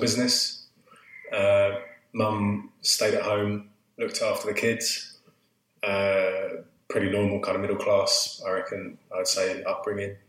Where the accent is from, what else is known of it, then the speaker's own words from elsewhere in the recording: Southend-on-Sea, East of England, United Kingdom; I grew up in Essex, in Southend, which is where I still live now